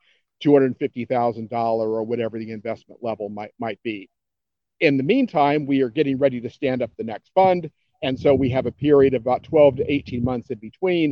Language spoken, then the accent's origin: English; Cincinnati, Ohio, United States; my hometown of Cincinnati